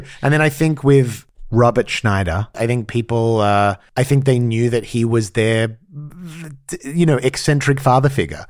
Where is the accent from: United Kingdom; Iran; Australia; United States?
Australia; moved away; growing up in Australia